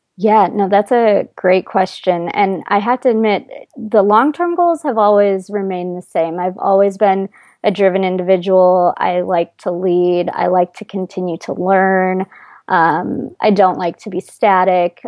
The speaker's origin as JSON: {"language": "English", "region": "Iowa", "country": "United States", "tie": "born or raised there", "moved": "as an adult", "lives_now": "New York City, United States", "said": "in Iowa, I, it's I actually grew up in a fairly large town for Iowa"}